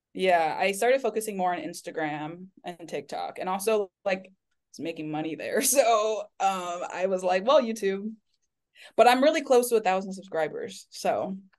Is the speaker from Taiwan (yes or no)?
yes; Taipei, Taiwan; also born or lived in Florida, United States / Miami, United States; now in Michigan, United States; I was born and raised in Taipei